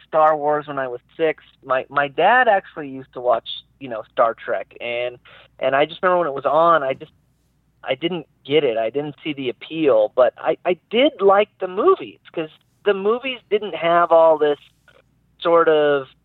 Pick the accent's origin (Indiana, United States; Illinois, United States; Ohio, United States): Indiana, United States; Terre Haute; moved away as an adult; also born or lived in California; my hometown in Indiana, in Terre Haute